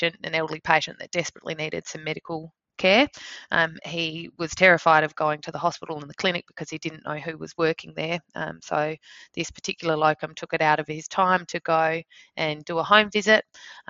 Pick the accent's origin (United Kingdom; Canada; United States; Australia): Australia; Victor Harbor, South Australia; also born or lived in Adelaide / Sydney; growing up in Victor Harbour in South Australia. I then schooled in Adelaide